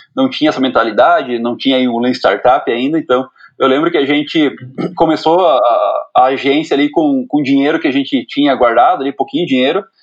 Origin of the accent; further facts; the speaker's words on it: Guarapuava, Paraná, Brazil; eu sou do interior do Paraná, né, sou de, de Guarapuava